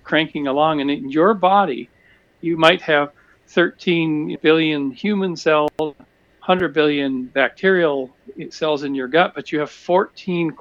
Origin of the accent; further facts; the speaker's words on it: British Columbia, Canada; I grew up in British Columbia